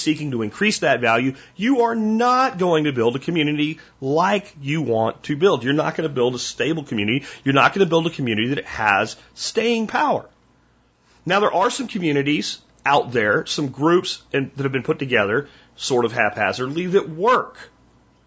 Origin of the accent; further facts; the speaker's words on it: Pennsylvania, United States; This is how I grew up in Pennsylvania